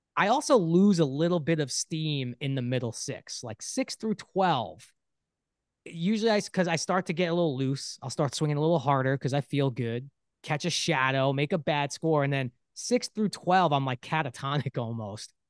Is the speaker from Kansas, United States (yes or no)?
no; New York City, New York, United States; I grew up in Brooklyn, New York